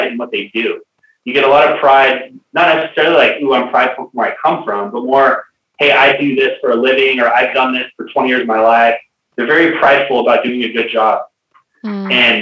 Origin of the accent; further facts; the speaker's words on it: United States; being an American